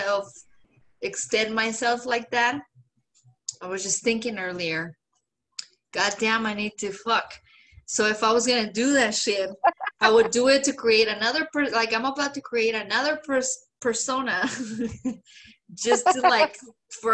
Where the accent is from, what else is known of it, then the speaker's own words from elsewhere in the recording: Mexico; English is a second language; moved away; a woman, a Mexican, a lesbian